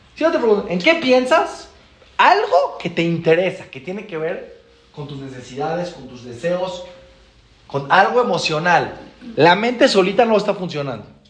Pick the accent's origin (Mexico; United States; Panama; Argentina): Mexico; venimos de México